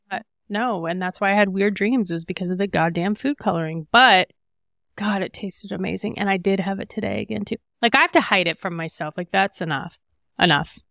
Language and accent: English; Midwest, United States; I'm from the Midwest